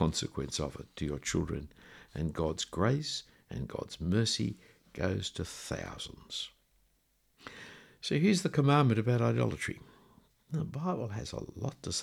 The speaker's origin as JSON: {"language": "English", "country": "Australia", "said": "the reason I'm an Australian is because of decisions made several generations ago by my great-great-grandparents to leave where they came from to come here"}